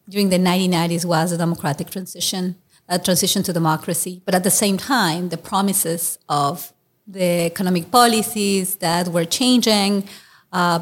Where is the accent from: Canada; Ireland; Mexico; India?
Mexico; Mexico City; moved away as an adult; also born or lived in New York City; now in United States; I was born near Mexico City in the state of Mexico, very near Mexico City. But, you know, I was raised in Mexico City